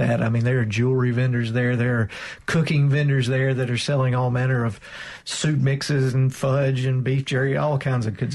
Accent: Mississippi Delta, United States; I grew up in the Mississippi Delta

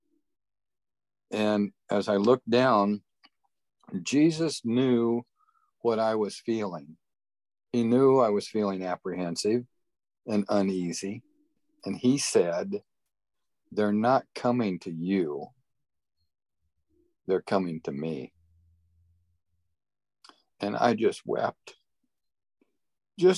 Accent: Indiana, United States; I grew up in Indiana, farm country, country boy, basically, rural Indiana

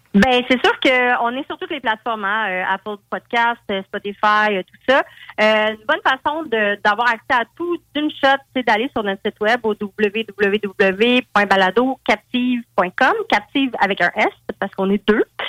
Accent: Val-d'Or, Quebec, Canada; je viens de Val d'Or

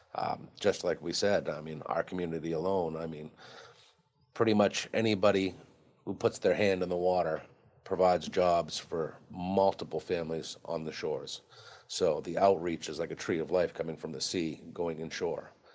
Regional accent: Harpswell, Maine, United States; I'm from Harpswell, Maine

